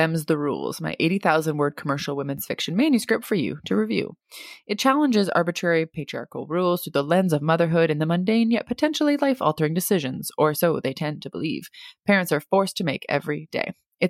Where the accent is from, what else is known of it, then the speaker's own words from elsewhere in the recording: Germany; also born or lived in United States; I grew up in Germany and the USA, am fully bilingual, but prefer to write in English, the language that I live in most days.